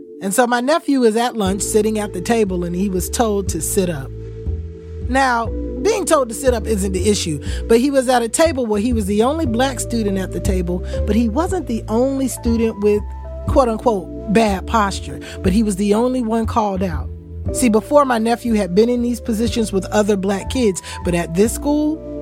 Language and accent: English; Eatonville, Florida, United States; I grew up in Eatonville, and my mom grew up in Eatonville.